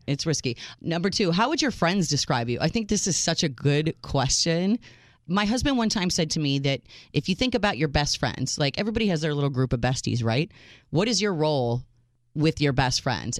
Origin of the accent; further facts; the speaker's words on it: United States; I was the first in my family born in this country